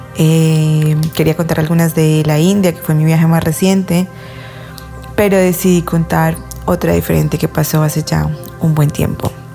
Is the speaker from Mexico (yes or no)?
no; Colombia; yo soy de Colombia